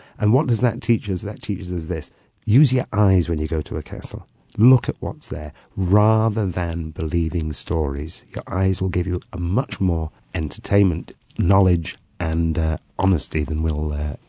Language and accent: English; Wales, United Kingdom; All right, I'm from the north, I'm from Gwynedd.